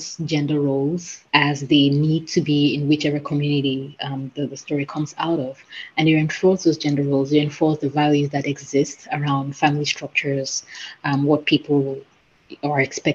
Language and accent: English; Cameroon; I come from Cameroon, which is a West African country